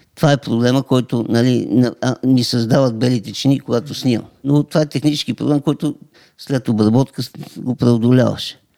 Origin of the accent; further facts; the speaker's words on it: Montana Province, Bulgaria; аз съм от Монтана